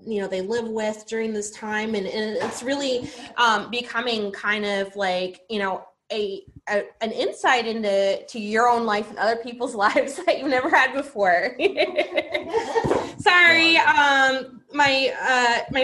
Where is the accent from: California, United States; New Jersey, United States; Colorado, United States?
Colorado, United States; Denver; I am from Denver, Colorado originally